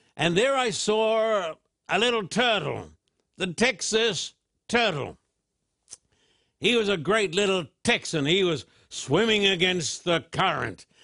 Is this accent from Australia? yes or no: yes; Australia; when I was just a boy growing up in Australia